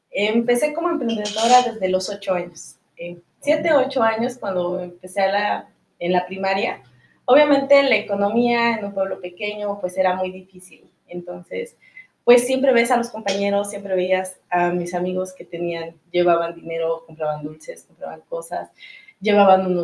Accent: Zacatelco, Tlaxcala, Mexico; Soy originaria de Zacatelco, Tlaxcala. Eh, es un municipio muy pequeño, es un estado, es el estado más pequeño, de hecho, de la República.

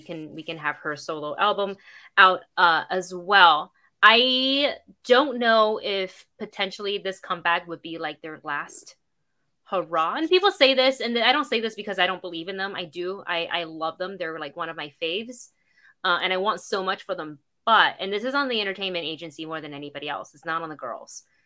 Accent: Florida, United States; as a Floridian

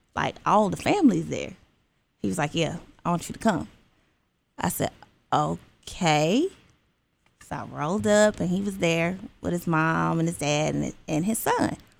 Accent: Alabama, United States; moved away as an adult; also born or lived in Georgia; now in Stockbridge, Georgia, United States; I'm originally from Alabama, you're Bama girl, but I've been in Georgia for six years

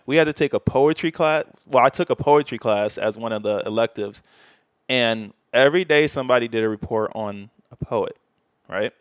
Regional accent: Bolingbrook, Illinois, United States; moved away; from the suburbs, so people in Chicago get mad at me if I said Chicago.

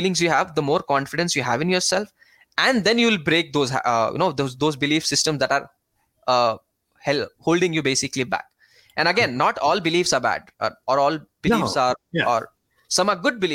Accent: India; I'm from India. I stay in India.

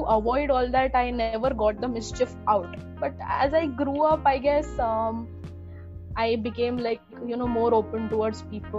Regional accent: Pune, Maharashtra, India; I am born and brought up in Pune

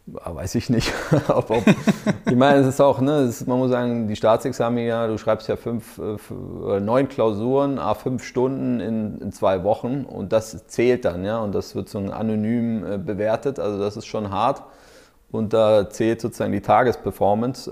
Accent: Berlin, Germany; ich bin ja auch Berliner

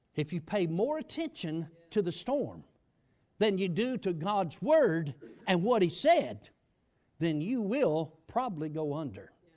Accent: United States; I grew up on the Chattahoochee River

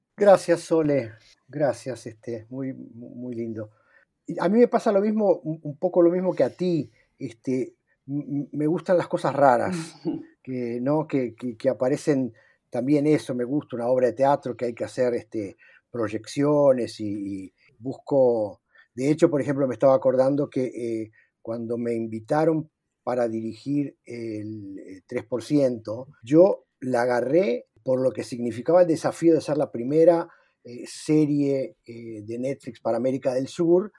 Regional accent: Uruguay; now in Brazil; como todo uruguayo que estamos en el exterior

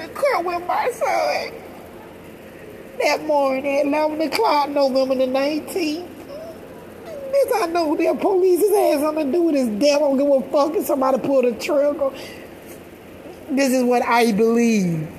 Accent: Georgia, United States; now in Stockton, United States; I'm from Georgia. I moved here. I had to learn the ropes.

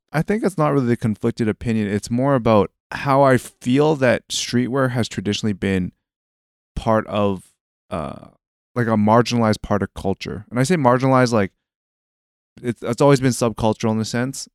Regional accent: Canada; growing up in Canada

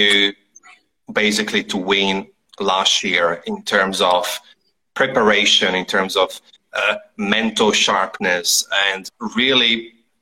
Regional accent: Italy; now in Melbourne, Australia; I'm from Italy originally

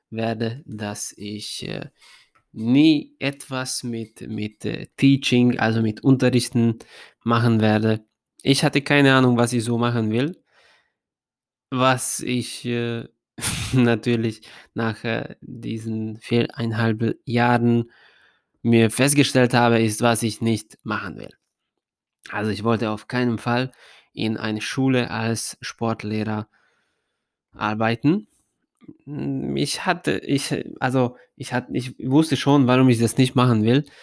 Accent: Ada, Vojvodina, Serbia; German is a second language; habe ich dann meinen ersten Job als Fußballtrainer in äh, Ada, in meinem Heimatstadt, bekommen

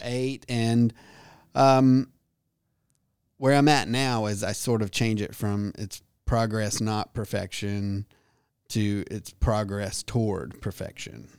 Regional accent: Birmingham, Alabama, United States; moved away; I grew up in Birmingham

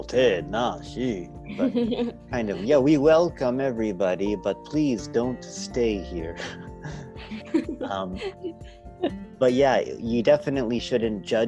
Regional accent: Canada; I'm from Canada

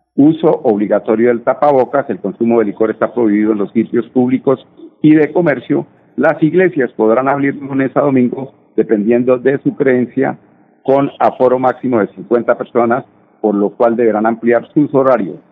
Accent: Colombia; somos nosotros los colombianos

